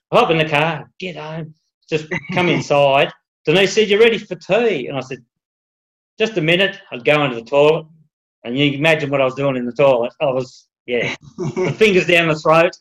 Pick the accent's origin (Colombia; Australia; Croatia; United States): Australia; Tasmania; also born or lived in Melbourne, Victoria; We're originally from Tassie